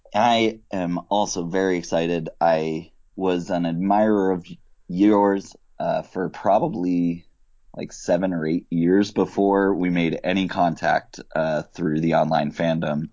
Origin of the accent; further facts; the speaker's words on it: Northeast, United States; also born or lived in Israel / Midwest; now in Massachusetts, United States; raised from the age of one and spent pretty much all my life in the Northeast